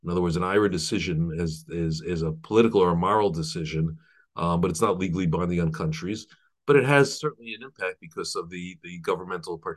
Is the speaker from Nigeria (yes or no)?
no; New York City, New York, United States; I was born in Brooklyn and grew up in a modern Orthodox home